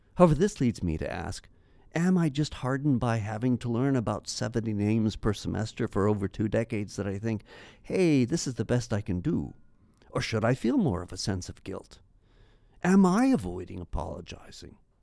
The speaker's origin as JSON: {"language": "English", "country": "Canada", "said": "As a Canadian"}